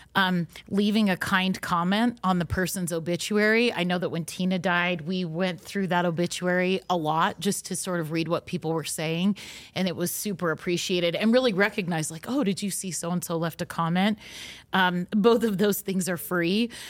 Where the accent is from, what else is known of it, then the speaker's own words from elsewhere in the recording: Utah, United States; we're from Utah, so most of our experiences are related to the L D S faith and are rooted in our local traditions here